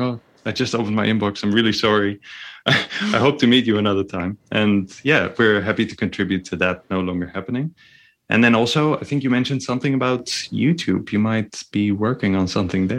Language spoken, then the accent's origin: English; near North Holland, Netherlands; born or raised there